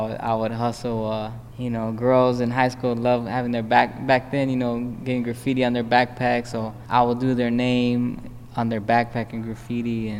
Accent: Phoenix, Arizona, United States; moved away as an adult; now in Chicago, United States; I was born and raised in West Phoenix

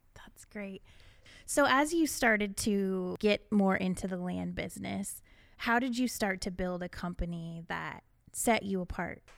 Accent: Iowa, United States; born or raised there

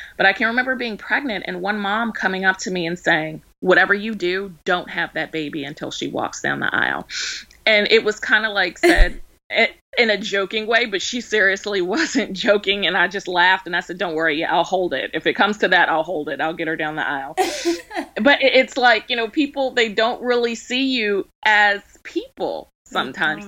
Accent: Baltimore, Maryland, United States; now in Georgia, United States; I'm from Baltimore, so it was kind of a culture shock when we moved down here.

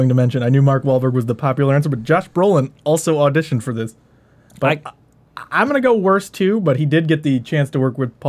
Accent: Buenos Aires, Argentina; Well, all I know is I'm from Buenos Aires, and I say kill them all.

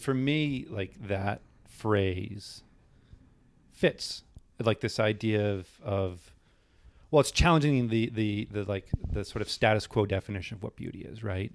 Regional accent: New Hampshire, United States; moved away; I grew up in New Hampshire

